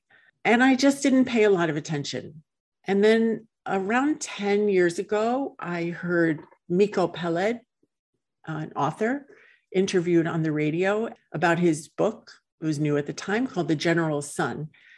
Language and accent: English; United States; I grew up in the United States, like most people, especially most Jewish people